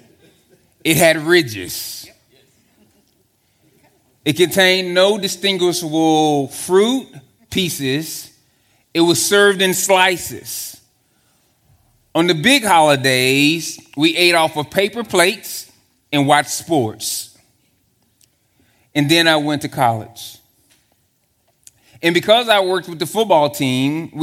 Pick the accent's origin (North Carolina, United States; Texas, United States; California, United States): Texas, United States; I'm from Texas